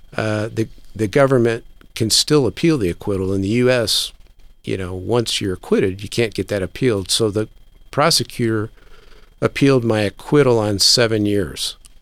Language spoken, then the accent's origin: English; United States; also born or lived in Japan; I, as an American